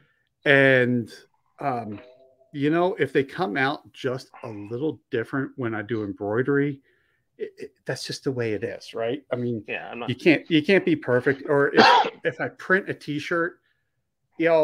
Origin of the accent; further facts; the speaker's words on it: just outside of Philadelphia, Pennsylvania, United States; moved away as an adult; also born or lived in Delaware / Maryland / Helena, Montana; I originally grew up on the East Coast. I grew up just outside of Philly, lived in Pennsylvania, Delaware, and Maryland, and some of those states more than once.